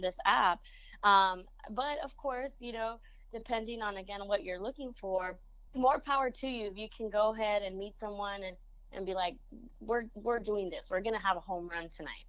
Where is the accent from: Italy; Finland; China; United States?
United States; San Antonio, Texas; first language Spanish; English is a second language; also born or lived in Monterrey, Mexico; we ended up coming to San Antonio